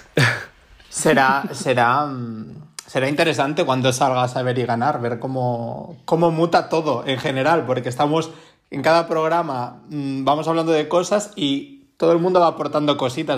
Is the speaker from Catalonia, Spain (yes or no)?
yes; Barcelona, Catalonia, Spain; yo soy de Barcelona